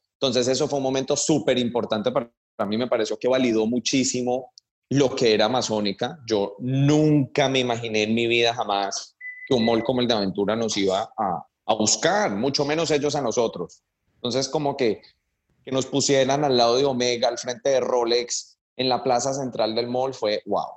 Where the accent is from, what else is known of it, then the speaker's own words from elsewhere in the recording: Cali, Valle del Cauca, Colombia; moved away as an adult; also born or lived in United States; now in New York, United States; yo soy caleño